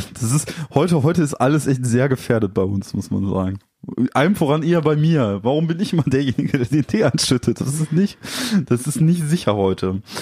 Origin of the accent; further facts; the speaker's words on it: Dortmund, North Rhine-Westphalia, Germany; wir kommen halt aus Dortmund